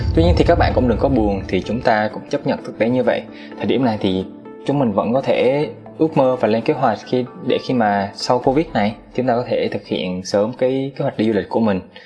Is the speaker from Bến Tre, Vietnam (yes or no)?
no; Da Nang, Vietnam; now in Ho Chi Minh City, Vietnam; em là dân Đà Nẵng, em nhớ biển